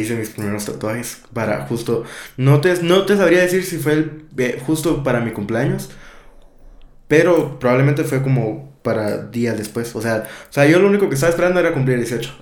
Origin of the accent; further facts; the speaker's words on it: Guatemala; me crié en Guato